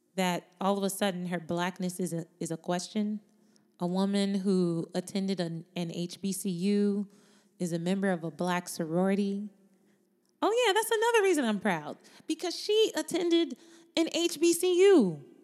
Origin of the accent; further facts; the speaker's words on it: United States; She was born in America, as was I. My parents were born in Jamaica.